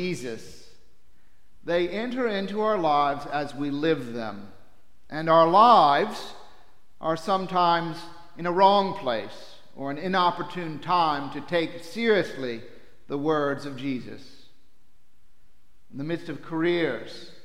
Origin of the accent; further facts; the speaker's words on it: New Orleans, Louisiana, United States; Growing up in New Orleans